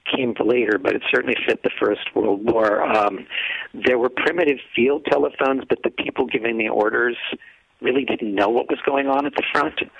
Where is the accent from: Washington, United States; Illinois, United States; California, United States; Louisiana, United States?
Illinois, United States; downstate; I'm from downstate Illinois